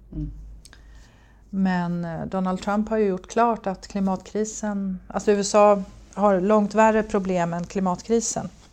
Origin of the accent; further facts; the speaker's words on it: Gävle, Gävleborg County, Sweden; also born or lived in United States; Gävle kommun, Gävleborgs kommun som jag kommer ifrån